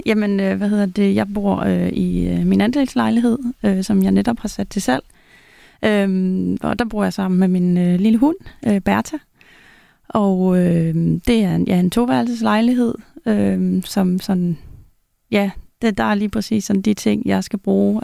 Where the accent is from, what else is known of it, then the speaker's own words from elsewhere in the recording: Denmark; moved away as an adult; now in Zealand, Denmark; jeg flyttede fra Jylland til, til Sjælland